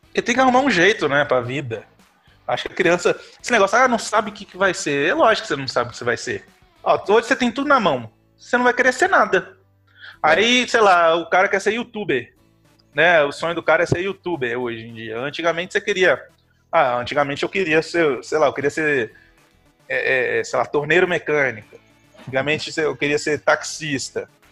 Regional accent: Carangola, Minas Gerais, Brazil; Eu sou de São Manuel do Boi

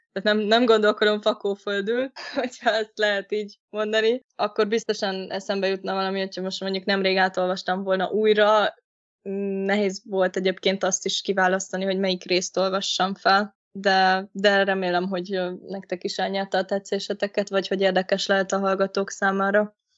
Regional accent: Hungary; én Kertvárosban nőttem fel, és ott is lakom jelenleg is

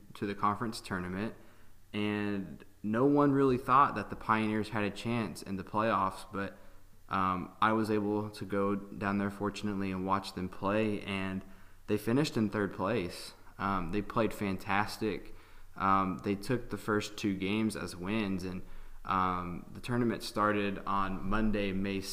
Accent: Hendersonville, Tennessee, United States; I'm from Hendersonville, Tennessee

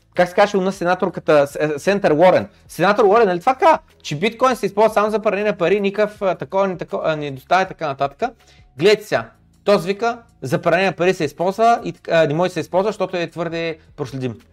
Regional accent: Bulgaria; докато се намирам в България и съм българин

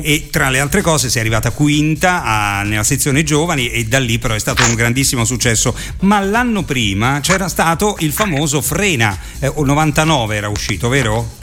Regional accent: Rome, Lazio, Italy; essendo io di Roma

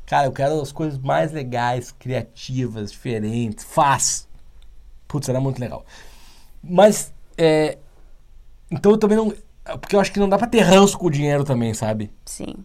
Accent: Porto Alegre, Rio Grande do Sul, Brazil; now in São Paulo, Brazil; eu não sou daqui, eu sou do Sul e, e moro aqui há alguns anos já

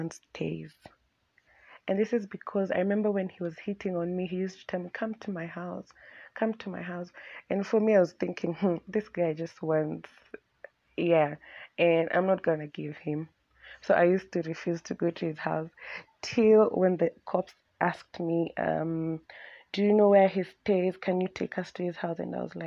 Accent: Nairobi, Kenya; Both me and Abby have been born and raised in Nairobi

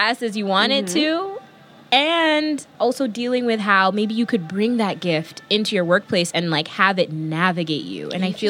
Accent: New York, United States; See, I'm the New Yorker

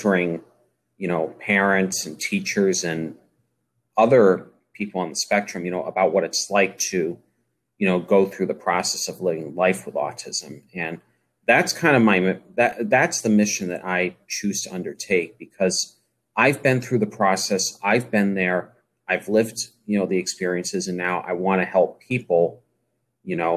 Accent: Massachusetts, United States; I'm from Massachusetts

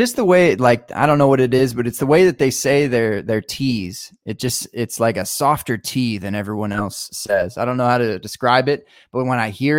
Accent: Montana, United States; now in Austin, United States; It's not Midwest, but it's Montana. I'm from the 406.

